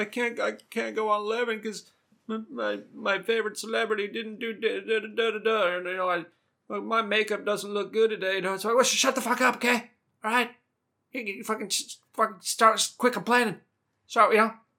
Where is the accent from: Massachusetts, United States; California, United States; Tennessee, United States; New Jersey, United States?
California, United States; Southern; accent: Southern California; I'm from Southern California